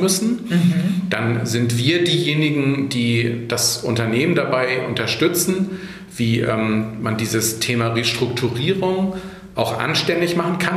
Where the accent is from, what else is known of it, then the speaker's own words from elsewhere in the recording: Hamburg, Germany; now in Ahrensburg, Germany; ich bin in Hamburg geboren, äh, bin kein waschechter Hamburger, weil meine Eltern nicht aus Hamburg sind, aber mhm. ich habe äh, die meisten Jahre meines Lebens ähm, in Hamburg verbracht